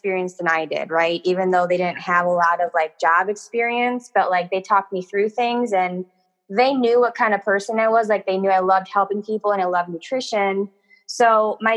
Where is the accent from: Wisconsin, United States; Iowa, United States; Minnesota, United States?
Wisconsin, United States; moved away as an adult; also born or lived in Milwaukee, Wisconsin; when I was 22, I moved from Wisconsin to St. Louis